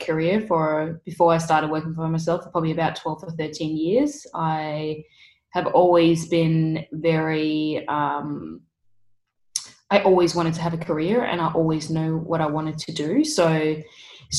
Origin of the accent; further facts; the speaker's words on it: Denmark; moved away as an adult; now in Bondi Beach, Australia; I'm originally from Denmark. I moved down here when I was just 20 years old